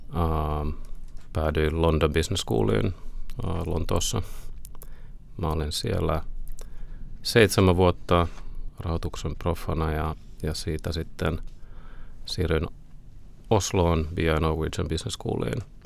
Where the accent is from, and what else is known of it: Finland; moved away as an adult; also born or lived in Oslo, Norway